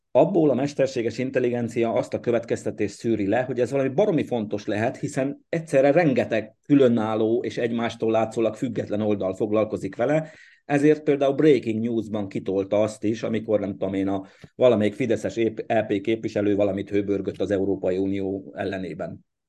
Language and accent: Hungarian; Székely Land, Romania; now in Hungary; én Székelyföldről születtem